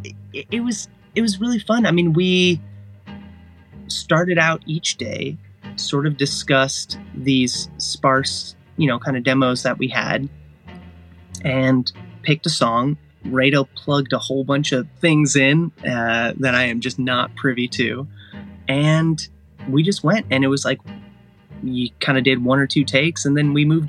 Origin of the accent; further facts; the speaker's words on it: Agoura Hills area, California, United States; I visited his grave, which is located just outside my hometown